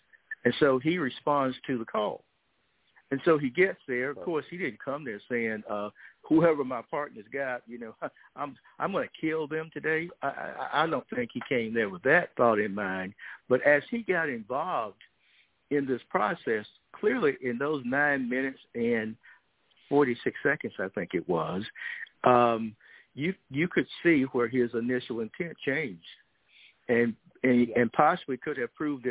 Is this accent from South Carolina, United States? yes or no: no; Georgia, United States; Georgia, in my home state